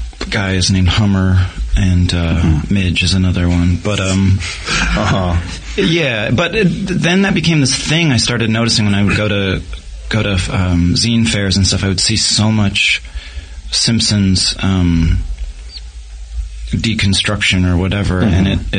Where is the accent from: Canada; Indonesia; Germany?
Canada; I'm the Canadian P.T. Barnum.